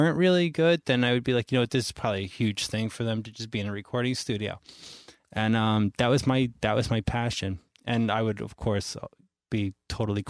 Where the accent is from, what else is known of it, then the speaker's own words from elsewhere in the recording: New York, United States; also born or lived in Florida; I was born in New York, moved to Florida. Excuse me. Moved back to New York when I was about 10